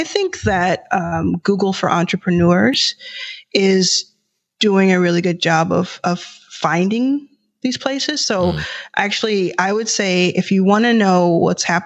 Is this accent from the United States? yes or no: yes; Dallas, Texas, United States; now in Los Angeles, United States; I was raised in Dallas, Texas